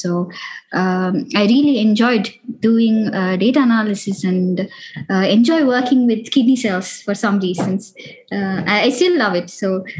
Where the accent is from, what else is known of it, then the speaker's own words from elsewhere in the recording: India; also born or lived in United States; now in Europe; I moved from India to Europe, and it was a cultural shock. Even though I was in US, it was completely new.